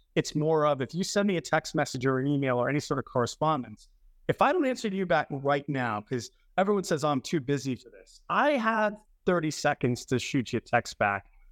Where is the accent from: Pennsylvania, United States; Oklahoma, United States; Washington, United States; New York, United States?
New York, United States; New York City; moved away as an adult; also born or lived in Manhattan, New York; now in Long Island, United States; I was born in the Bronx.